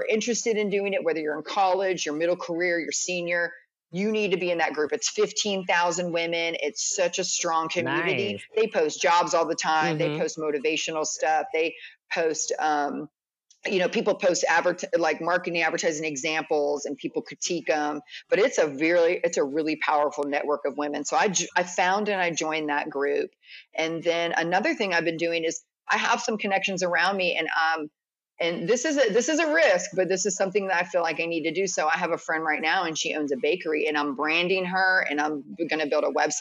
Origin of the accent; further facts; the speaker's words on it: DC area, Maryland, United States; moved away as an adult; now in Atlanta, United States; I'm from Maryland, DC area. And so I'm from a big city